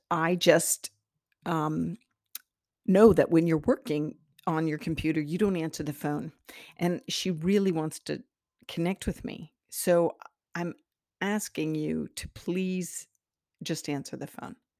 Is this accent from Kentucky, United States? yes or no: no; Iowa, United States; I'm from Iowa, the Iowa soil